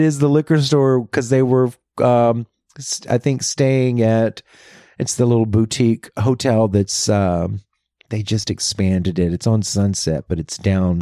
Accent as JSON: {"language": "English", "region": "Louisiana", "country": "United States", "tie": "born or raised there", "also_born_or_lived": "New York / Los Angeles", "moved": "yes", "said": "that's my home state"}